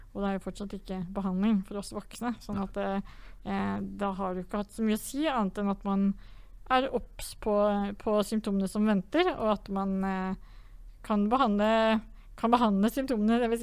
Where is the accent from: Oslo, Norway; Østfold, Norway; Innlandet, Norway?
Innlandet, Norway; Vang; hjemme i Vang kommune, som er en liten kommune i Valdres.